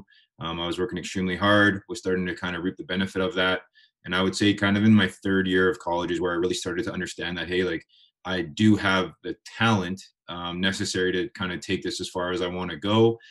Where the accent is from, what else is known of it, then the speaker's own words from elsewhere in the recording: Winnipeg, Manitoba, Canada; obviously being Canadian, being in Winnipeg, we got 10 months of winter here.